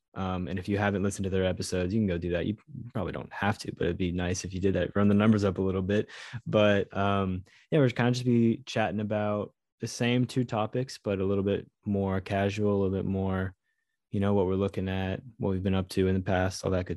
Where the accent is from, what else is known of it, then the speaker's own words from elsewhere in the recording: United States; as an American